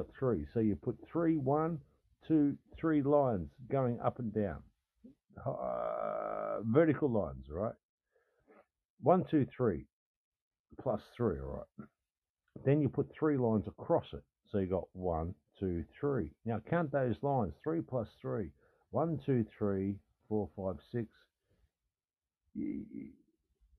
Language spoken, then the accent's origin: English; Australia; I'm an Australian fucking man, I'm an Australian dude